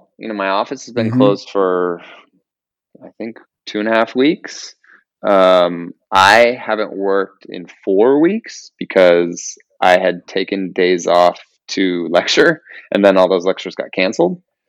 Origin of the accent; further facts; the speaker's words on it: Yorba Linda, California, United States; also born or lived in San Fernando Valley, Los Angeles; I grew up in Yorba Linda